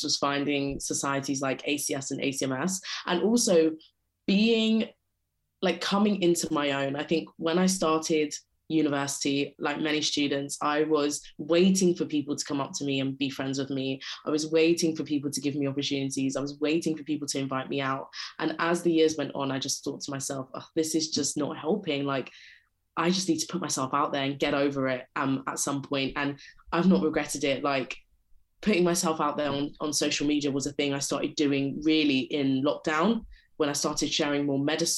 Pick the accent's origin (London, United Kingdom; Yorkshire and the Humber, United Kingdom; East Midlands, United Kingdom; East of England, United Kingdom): London, United Kingdom; I grew up and live in London and went to school in London